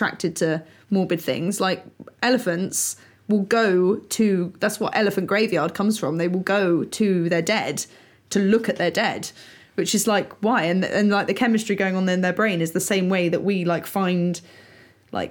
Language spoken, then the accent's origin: English; England, United Kingdom; we're English